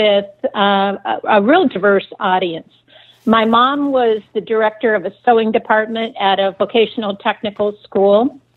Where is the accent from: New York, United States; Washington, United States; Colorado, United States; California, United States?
Washington, United States; east side of Lake; I grew up in Microsoft land on the east side of Lake Washington